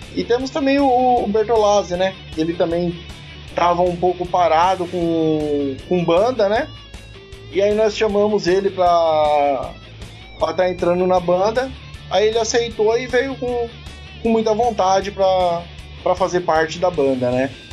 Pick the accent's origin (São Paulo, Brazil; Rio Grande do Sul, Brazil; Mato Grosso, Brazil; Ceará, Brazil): São Paulo, Brazil; Sorocaba; eu que sou de Sorocaba